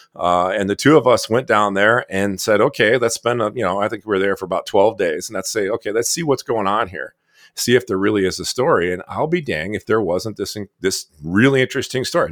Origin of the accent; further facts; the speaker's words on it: Michigan, United States; where I grew up in Michigan